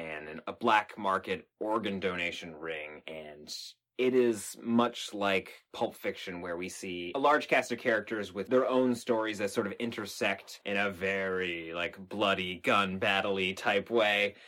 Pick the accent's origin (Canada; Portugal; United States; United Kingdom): Canada; we're from Canada